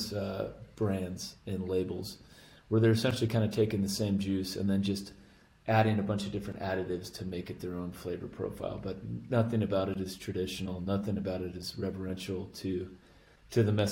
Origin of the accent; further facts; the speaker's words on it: Arizona, United States; I grew up right on the Mexican border of Arizona